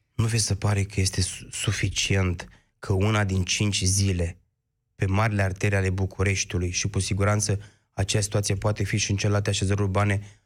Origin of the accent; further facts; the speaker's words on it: Iași, Iași County, Romania; orașului din care provin eu, Iașul